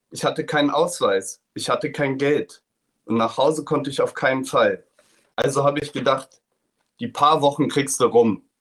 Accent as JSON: {"language": "German", "country": "Germany", "said": "die SS mich gefragt hat, was ich denn für einer bin, habe ich gesagt, ich bin Deutscher."}